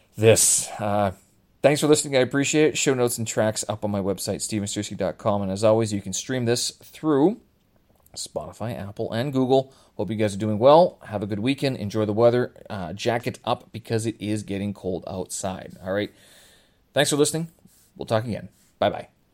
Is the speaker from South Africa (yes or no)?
no; Canada; Growing up in Canada, I mean, French and Ukrainian, uh, were part of my childhood